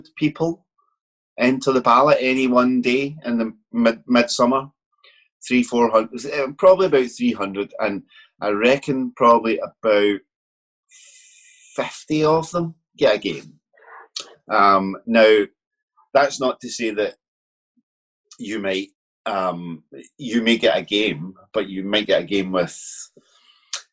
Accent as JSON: {"language": "English", "town": "Glasgow", "region": "Scotland", "country": "United Kingdom", "said": "I'm from Glasgow, which is obviously west coast of the country"}